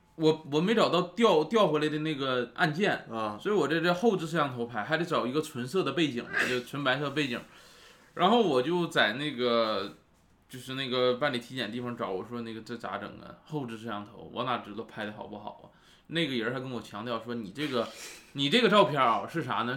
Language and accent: Chinese; Northeast China, China; moved away; 我家也是东北的